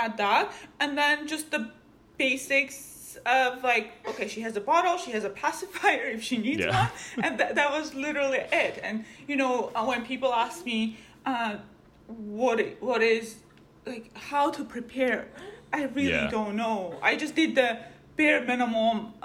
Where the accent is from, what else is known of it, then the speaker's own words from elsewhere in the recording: Armenia; now in California, United States; I grew up in Armenia